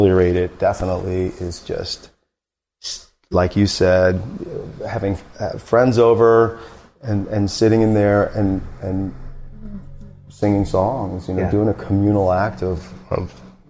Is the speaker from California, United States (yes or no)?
no; rural Missouri, United States; moved away as an adult; also born or lived in St. Louis, Missouri; So I was raised in St. Louis. And then when I was 7, my dad bought a big dilapidated farm, even more rural, like an hour and 40 minutes from St. Louis